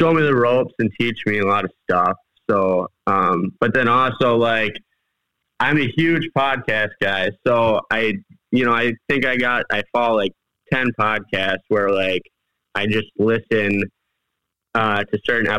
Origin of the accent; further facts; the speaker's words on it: southwestern Wisconsin, United States; I've been hunting in southwestern Wisconsin my whole life.